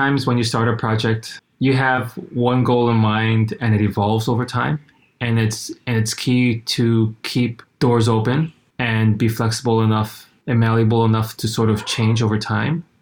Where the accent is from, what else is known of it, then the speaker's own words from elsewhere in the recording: Hawaii, United States; moved away as an adult; also born or lived in San Francisco, United States; So I grew up in Hawaii and I left for college in the Bay Area in San Francisco.